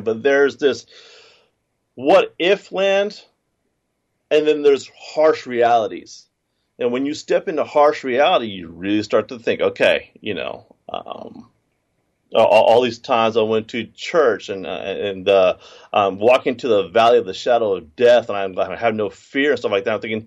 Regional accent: United States; I was born in America

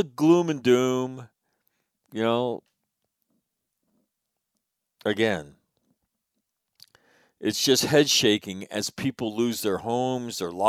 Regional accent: California, United States; my home state of California

